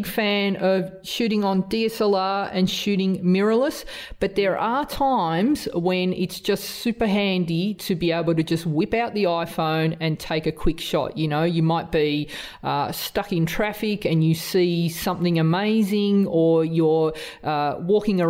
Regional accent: Australia; accent: strong Australian; my strong Australian accent

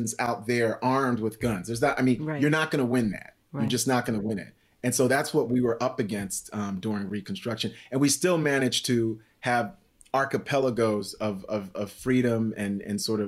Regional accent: New York City, New York, United States; also born or lived in Haiti; I'm from New York City by way of Haiti

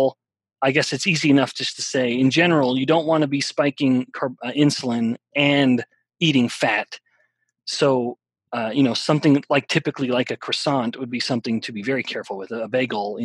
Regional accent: Canada; I'm from Canada

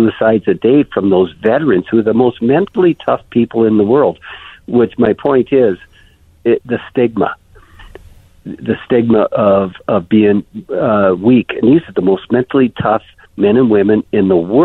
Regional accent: Canada; I'm Canadian

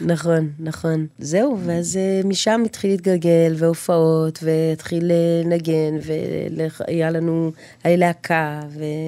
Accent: Jerusalem, Jerusalem District, Israel; אני גרה בשוק, נולדתי בנחלאות, אה, כל החיים אני שם מגיל אפס

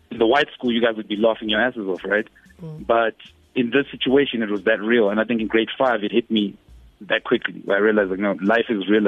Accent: Johannesburg, Gauteng, South Africa; also born or lived in Zimbabwe; because I grew up in in Joburg, the north of Joburg. So even with regards to speaking Zulu and other um, indigenous languages

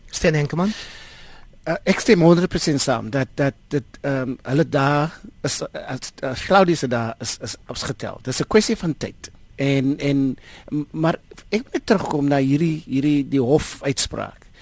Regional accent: South Africa; as Suid-Afrikaners

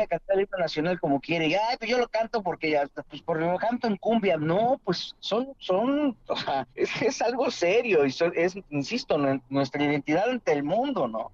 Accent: Mexico; nos exige como mexicanos

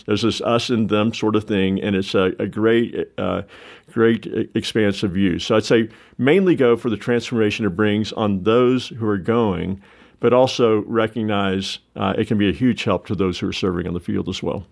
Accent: the South, United States; I'm a Southerner, warm culture person

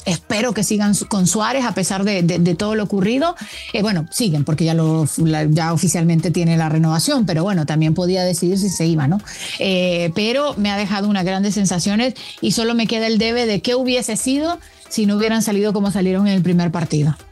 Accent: Honduras; como una hondureña

